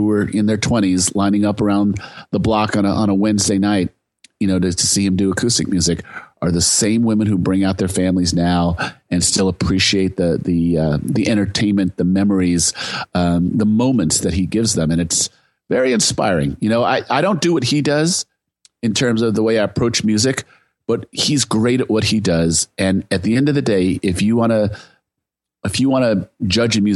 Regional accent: Silicon Valley, California, United States; I'm from Silicon Valley

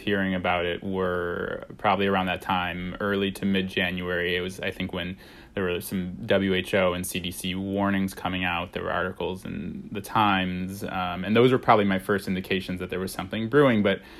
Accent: Illinois, United States; I grew up outside of Chicago in a pretty observant Jewish family.

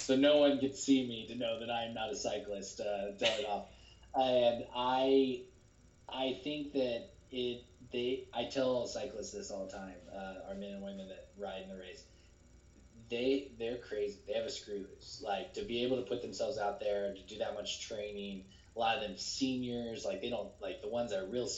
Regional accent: Olathe, Kansas, United States; moved away; But, like I'm from Kansas City. I actually grew up in Olathe, Kansas, which is right outside of Kansas City.

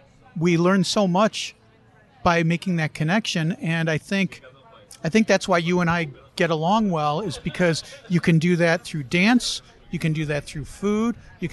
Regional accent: Chicago, Illinois, United States; I'm from Chicago

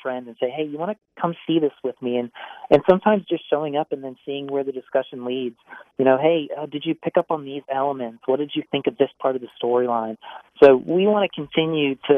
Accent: St. Louis, Missouri, United States; I'm from St. Louis

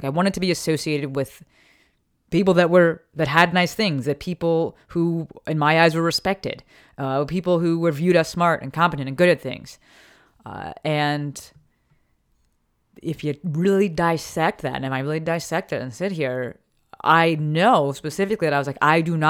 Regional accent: Newark, New Jersey, United States; also born or lived in Summit; But I grew up in Newark. We live with my grandparents. And then we moved to Summit, New Jersey.

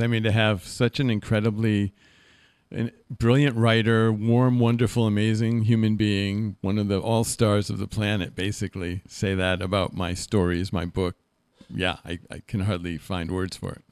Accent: Middlebury, Connecticut, United States; moved away; also born or lived in Berkeley; I was raised in the Congregational Church in Middlebury, Connecticut

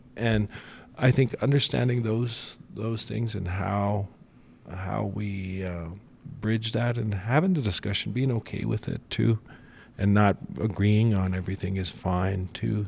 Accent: Rocky Mountain, Montana, United States; I'm from Rocky Mountain, our people have always endured

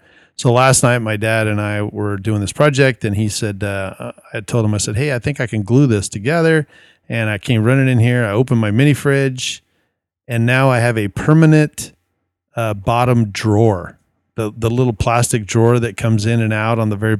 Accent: Arizona, United States; from Arizona.

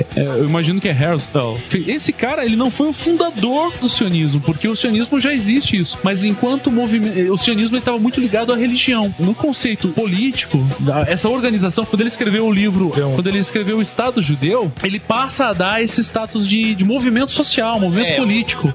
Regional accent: Brazil; nós brasileiros

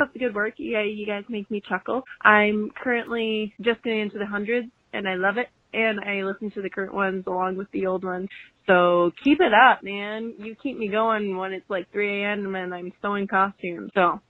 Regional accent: South Dakota, United States; I'm from South Dakota.

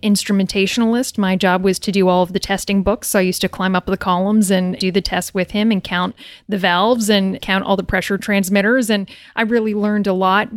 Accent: New Brunswick, Canada; moved away as an adult; I'm Canadian. I'm from New Brunswick, Canada.

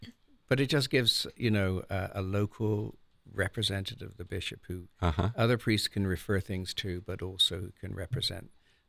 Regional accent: South West England, United Kingdom; now in United States; I'm from Cornwall, which is in the southwest of England. Little Celtic enclave.

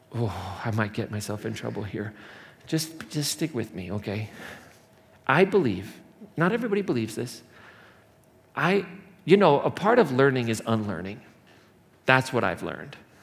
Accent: Indiana, United States; moved away as an adult; now in Colorado, United States; the Midwest where I grew up or in Indiana

